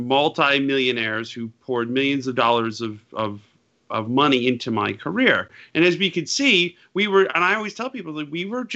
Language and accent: English; Utica, New York, United States; moved away; I'm proud to be from where I grew up, Yorkville or Utica, the Central New York area